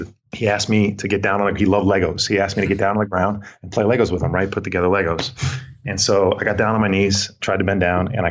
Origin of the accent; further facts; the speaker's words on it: Bergen County, New Jersey, United States; also born or lived in Vermont; Born and raised in New Jersey, Bergen County, New Jersey, just outside of New York City